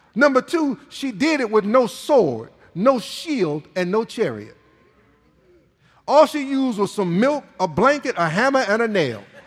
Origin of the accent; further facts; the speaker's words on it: Michigan, United States; moved away; I'm from Michigan. It's hard to be from Michigan and not watch Michigan football uh, growing up